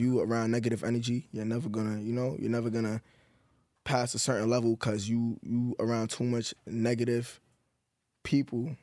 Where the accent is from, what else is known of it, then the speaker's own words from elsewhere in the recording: New York, United States; I'm from New York